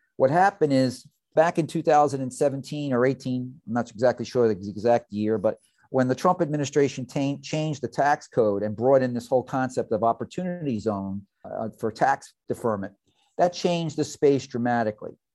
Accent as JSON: {"language": "English", "town": "New York City", "region": "New York", "country": "United States", "tie": "born or raised there", "moved": "yes", "lives_now": "Fort Lauderdale, United States", "said": "Originally from the Red Hook section of Brooklyn"}